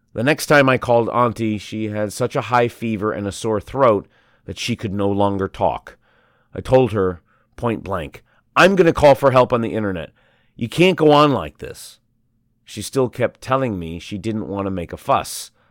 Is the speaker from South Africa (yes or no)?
no; Shanghai, China; I was born and raised in Shanghai